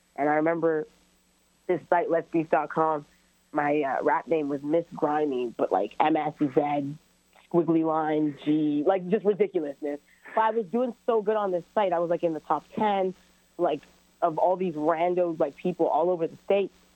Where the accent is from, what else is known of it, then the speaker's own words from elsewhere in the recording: Brampton, Ontario, Canada; also born or lived in Toronto; I'm born in Toronto and raised in Brampton, so I kind of identify with both areas